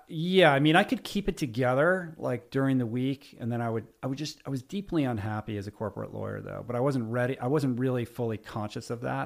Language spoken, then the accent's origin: English; Washington, District of Columbia, United States; I grew up in Washington, D C